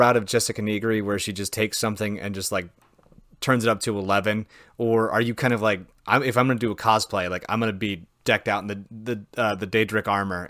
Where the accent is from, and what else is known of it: Wisconsin, United States